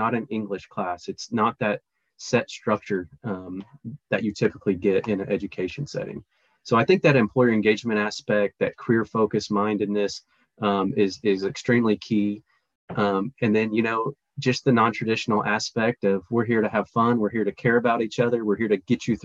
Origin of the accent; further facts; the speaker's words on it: Parsons, Kansas, United States; born and raised in Parsons